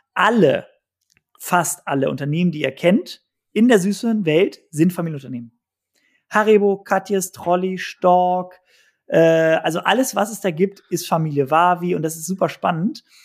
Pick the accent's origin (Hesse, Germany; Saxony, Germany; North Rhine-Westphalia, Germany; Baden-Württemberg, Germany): North Rhine-Westphalia, Germany; Cologne; Ich bin als Kölsche Frohnatur geboren worden